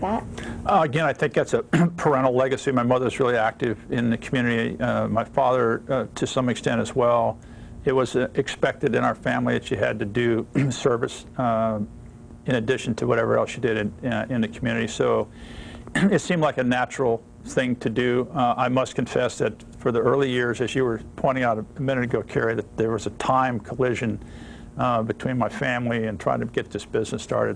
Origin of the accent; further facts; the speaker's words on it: Ohio, United States; moved away as an adult; I grew up in Ohio, in a rural part of Ohio